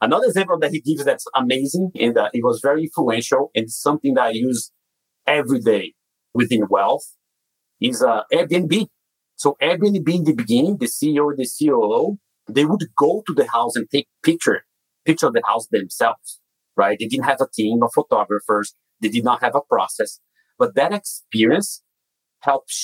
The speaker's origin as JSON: {"language": "English", "country": "Brazil", "tie": "born or raised there", "second_language": "English", "moved": "as an adult", "lives_now": "United States", "said": "As you can tell by my accent, I was not born in the US. I'm originally from Brazil, where I grew up and went to school and got my computer science degree"}